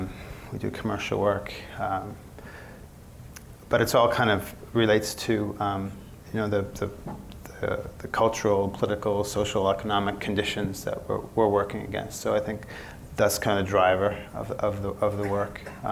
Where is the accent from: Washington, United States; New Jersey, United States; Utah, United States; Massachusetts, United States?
Massachusetts, United States; Lowell; moved away as an adult; now in Los Angeles, United States; Well, I grew up back east. I grew up in Lowell, Massachusetts. Lowell's kind of an industrial mill town.